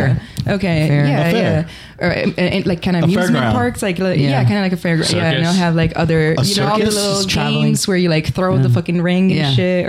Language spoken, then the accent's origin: English; Italy; that's the community that was in my hometown. And they're just all over Italy.